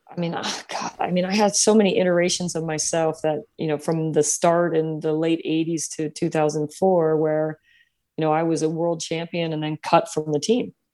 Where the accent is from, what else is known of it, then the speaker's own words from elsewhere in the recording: San Jose, California, United States; I grew up here in San Jose